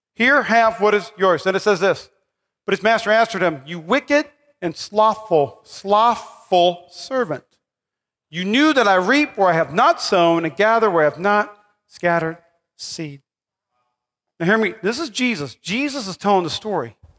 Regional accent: North Dakota, United States; now in Nevada, United States; I'm from North Dakota

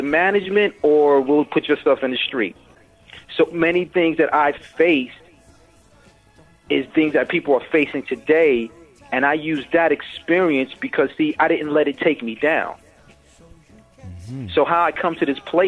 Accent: New York City, New York, United States; I'm from the Bronx.

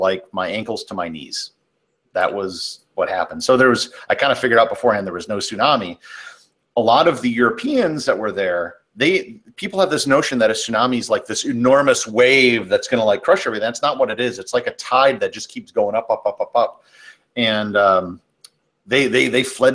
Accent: the Midwest, Wisconsin, United States; moved away; I'm from the Midwest

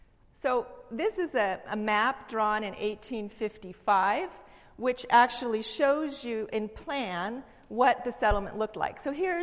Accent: California, United States; now in Seattle, United States; I'm from California

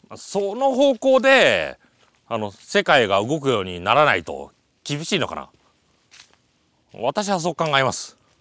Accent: area visible from Mount Kichijō, Aichi, Japan; 田んぼとか見える私の地元も見えるいいところ

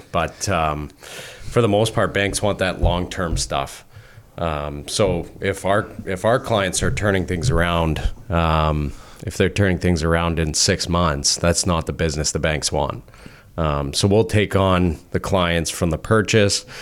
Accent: Calgary, Alberta, Canada; Calgary, born and raised

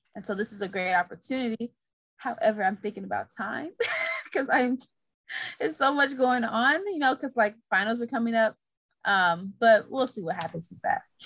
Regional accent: St. Louis, Missouri, United States; I'm from St. Louis, Missouri.

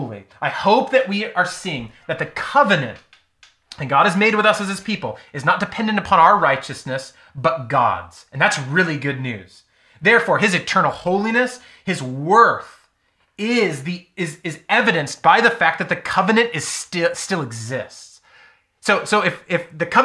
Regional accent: United States; as American, United States Christians

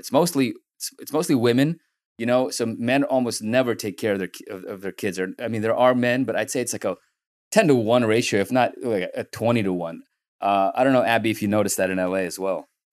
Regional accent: San Francisco, California, United States; also born or lived in Soviet Union; growing up in San Francisco, you know, we came in nineteen ninety, and growing up, growing up here

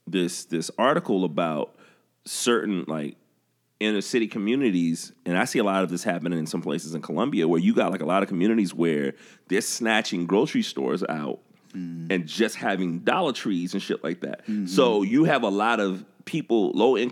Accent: the South, United States; I'm growing up in the South

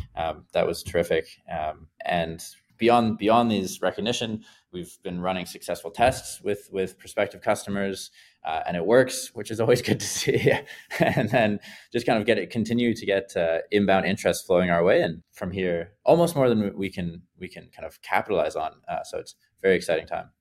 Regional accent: Vancouver, British Columbia, Canada; Vancouver, uh, my hometown

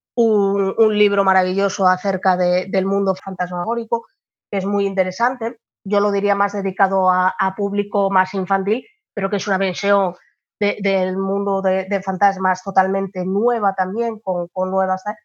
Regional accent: Gijón, Asturias, Spain; yo soy asturiana de, de Gijón, en España.

